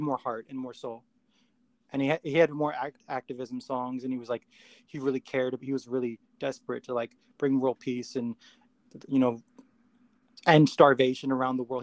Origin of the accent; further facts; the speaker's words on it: New York City, New York, United States; also born or lived in Queens / Poconos, Pennsylvania; I was born in the Bronx, and uh, I moved a lot. Um, so I was raised in different places, but primarily prim- primarily the Bronx